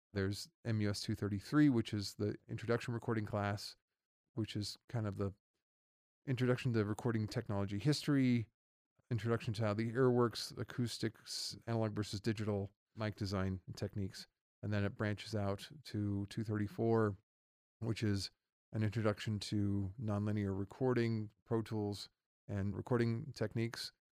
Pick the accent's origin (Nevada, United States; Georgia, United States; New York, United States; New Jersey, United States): Nevada, United States; Reno; also born or lived in Los Angeles, California; I am born and raised in Reno, Nevada